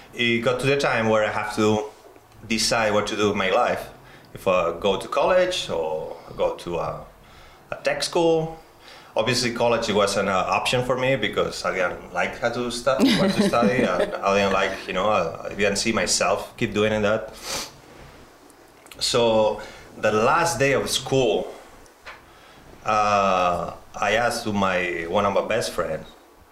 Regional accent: Spain; moved away; I'm from Spain

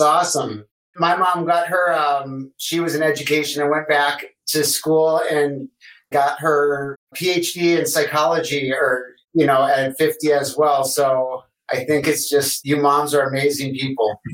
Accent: Detroit, Michigan, United States; I'm from Detroit

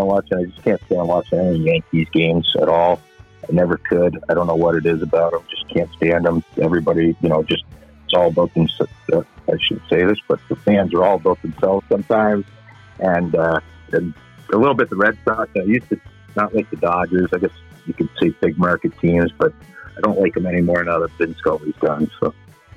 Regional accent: Canada; growing up in Canada here

